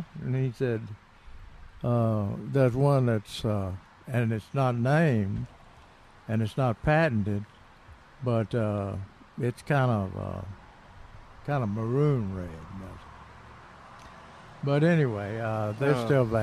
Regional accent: Tennessee, United States; I'm from Tennessee

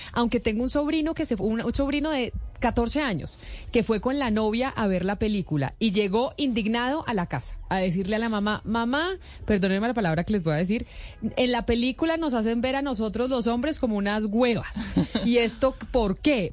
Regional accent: Colombia; uno como mujer y como colombiana

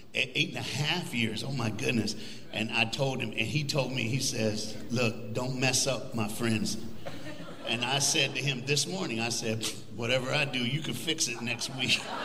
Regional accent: Tennessee, United States; now in Texas, United States; I'm from the Smoky Mountains. That's where I grew up.

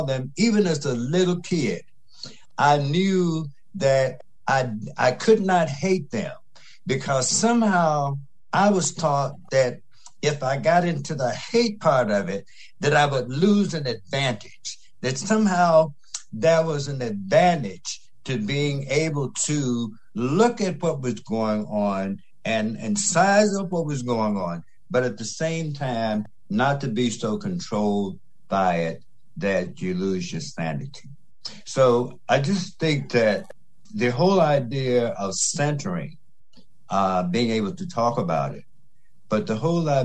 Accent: Mississippi Delta, United States; I grew up in the Delta of Mississippi during the 50s in the middle of the civil rights movement

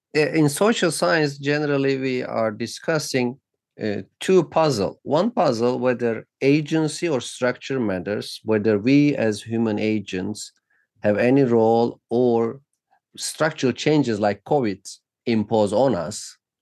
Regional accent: Turkey; moved away as an adult; now in United States; since I grew up in Turkey

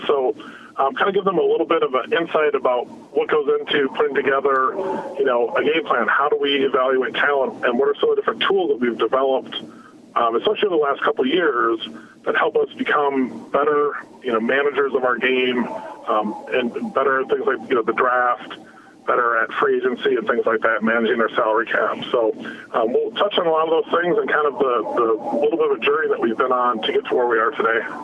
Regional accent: Midwest, United States; growing up in the Midwest, listening to the Twins

